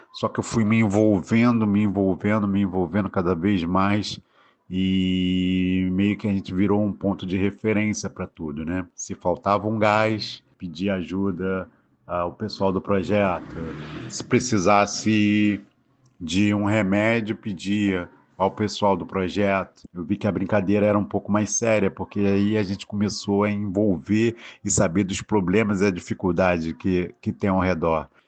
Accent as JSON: {"language": "Portuguese", "region": "Rio de Janeiro", "country": "Brazil", "also_born_or_lived": "Cesarão, Rio de Janeiro", "said": "Sou de Santa Cruz, da Zona Oeste, mas nasci em Colho"}